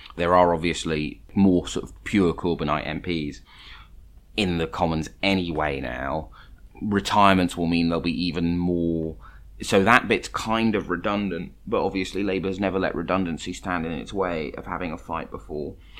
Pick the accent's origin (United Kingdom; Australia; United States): United Kingdom; London; I grew up in London